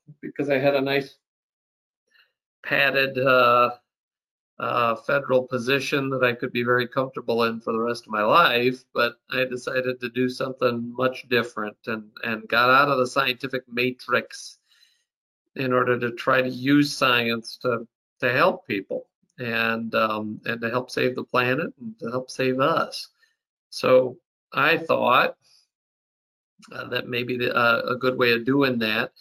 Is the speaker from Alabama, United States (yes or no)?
no; Minnesota, United States; moved away as an adult; now in South Dakota, United States; I grew up in Minnesota, which is, you know, not too far away